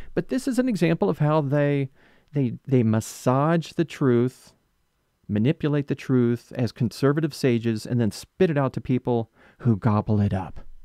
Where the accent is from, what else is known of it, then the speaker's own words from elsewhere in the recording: West Palm Beach, Florida, United States; West Palm Beach, my hometown